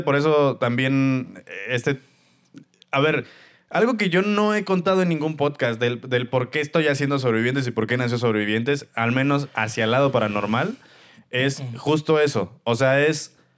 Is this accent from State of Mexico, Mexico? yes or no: no; Celaya, Guanajuato, Mexico; yo soy de Celaya, Guanajuato